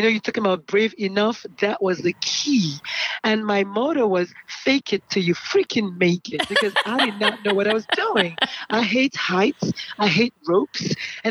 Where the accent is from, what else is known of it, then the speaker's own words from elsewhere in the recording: Nigeria; moved away as an adult; also born or lived in South Carolina; now in United States; born in Nigeria. I'm Nigerian by birth, and naturalized as an American. Came in here in 95 for my residency